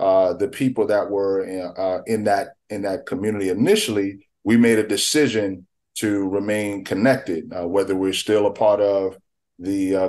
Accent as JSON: {"language": "English", "town": "New York City", "region": "New York", "country": "United States", "tie": "born or raised there", "also_born_or_lived": "Richmond, Virginia", "moved": "as an adult", "said": "I'm a native of the Bronx, New York. I grew up in a single parent home."}